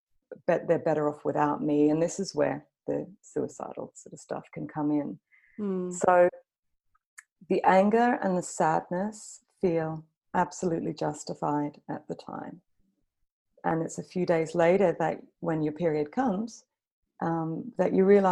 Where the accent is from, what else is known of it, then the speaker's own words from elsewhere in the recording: Australia; also born or lived in London; now in Copenhagen, Denmark; So I live in Copenhagen in Denmark, but you can probably tell from my kind of messed up accent that I'm Australian. I've also lived in London for about 9 years.